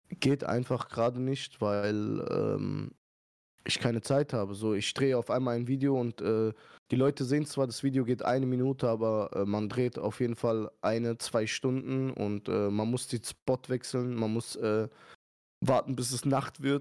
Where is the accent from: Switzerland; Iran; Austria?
Iran; now in Germany; okay, wir sind Iraner, aber ihr wisst ja, Iraner sind eigentlich immer locker so